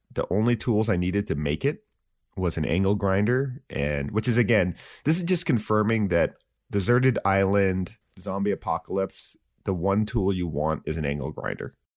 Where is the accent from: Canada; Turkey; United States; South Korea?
United States; Santa Barbara, California; That's my hometown.